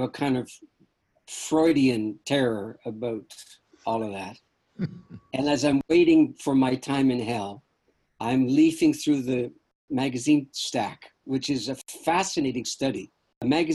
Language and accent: English; Canada; I don't have a normal American consciousness because I'm a Canadian